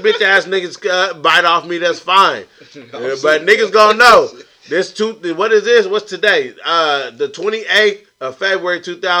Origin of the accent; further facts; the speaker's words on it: the Valley, California, United States; I'm hella old. … I ain't from the Bay. I'm from the Valley.